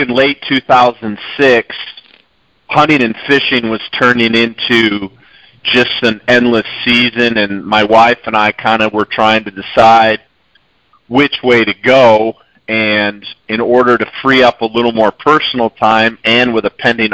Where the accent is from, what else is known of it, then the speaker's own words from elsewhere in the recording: Michigan, United States; moved away as an adult; also born or lived in Montana; now in New Mexico, United States; I grew up in Michigan, kind of cut my teeth on the Great Lakes steelhead and salmon industry